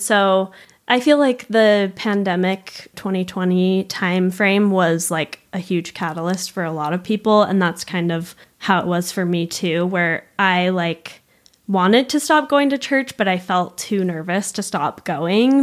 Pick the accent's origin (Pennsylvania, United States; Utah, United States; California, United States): Utah, United States; Provo; also born or lived in Argentina / Montreal; I grew up in Provo, still live in Provo